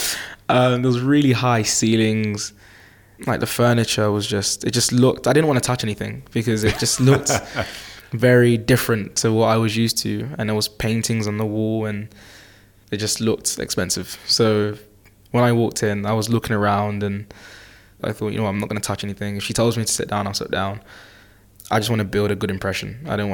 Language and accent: English; Newham, London, United Kingdom; I'm from Newham in East London.